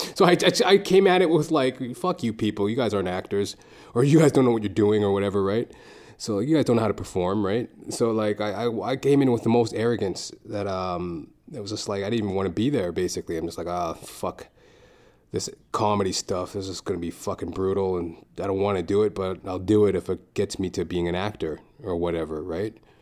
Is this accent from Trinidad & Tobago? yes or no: yes; Trinidad & Tobago; we're Trinidadian.